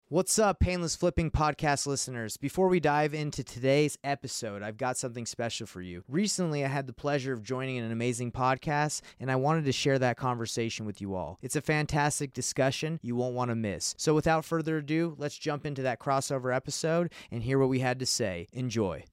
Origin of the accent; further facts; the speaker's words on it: Atlanta, Georgia, United States; I grew up in Atlanta, Georgia